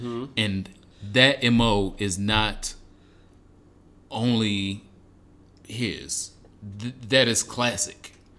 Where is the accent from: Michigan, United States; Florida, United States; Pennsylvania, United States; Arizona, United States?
Michigan, United States; born or raised there